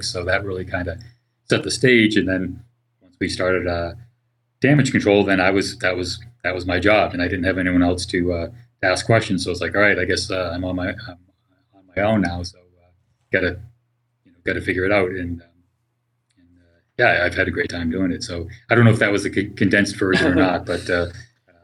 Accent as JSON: {"language": "English", "town": "Boston", "region": "Massachusetts", "country": "United States", "moved": "as an adult", "lives_now": "California, United States", "said": "I'm originally from the Boston area"}